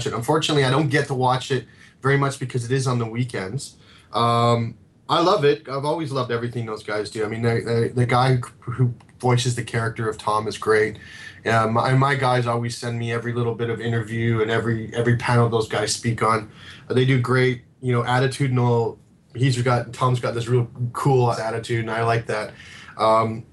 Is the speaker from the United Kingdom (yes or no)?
no; Canada; moved away; I'm Canadian, so I had to move here to get it.